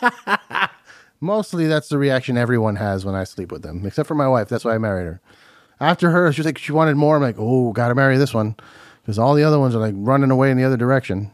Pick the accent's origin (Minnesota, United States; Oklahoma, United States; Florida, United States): Florida, United States; Miami; moved away; also born or lived in New Jersey; I'm from Miami